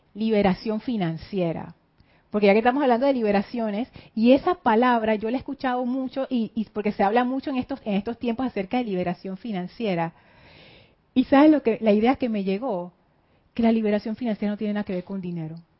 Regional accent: Panama; yo soy panameña

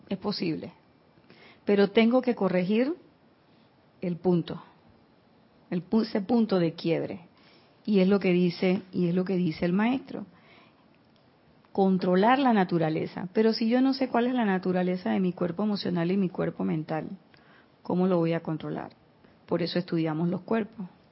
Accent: Panama; yo soy de pueblo

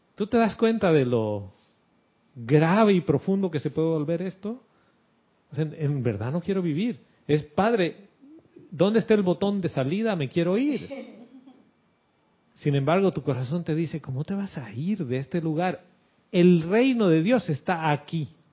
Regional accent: Bolivia; now in Panama; de cuando era niño, de las dictaduras en Bolivia que nos levantábamos a las 4 de la mañana con mi mamá

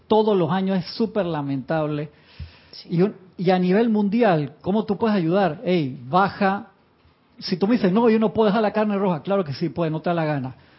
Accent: Uruguay; moved away; yo nací en Uruguay

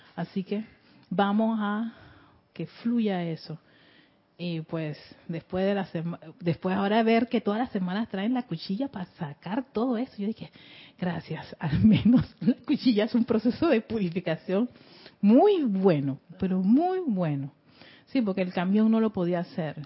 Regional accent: Panama

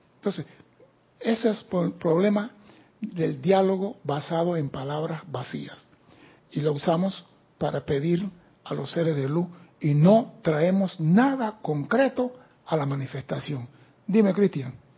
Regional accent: Panama; soy panameño

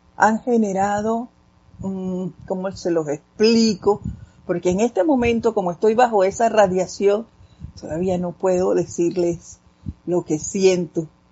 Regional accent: Panama; hablando así como, como panameños machacados

